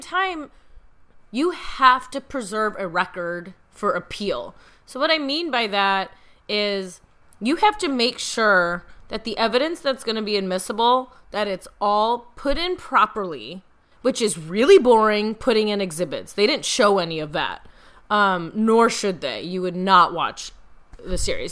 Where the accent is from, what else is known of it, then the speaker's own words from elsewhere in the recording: Midwest, United States; I'm from the Midwest